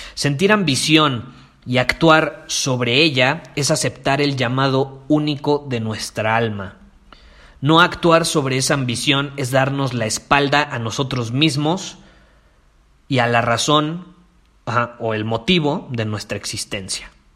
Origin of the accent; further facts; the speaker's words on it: Mexico; en mi país, en México